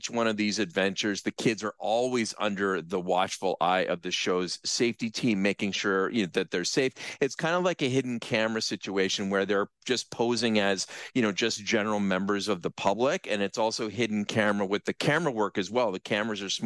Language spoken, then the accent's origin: English; Brantford, Ontario, Canada; when I was growing up in Brantford, I almost literally lived across the street from the elementary school that I went to.